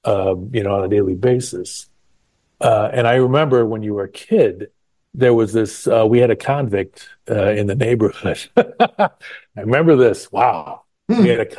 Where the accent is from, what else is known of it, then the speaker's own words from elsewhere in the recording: Chicago, Illinois, United States; There was some interesting times growing up in the South Side regions.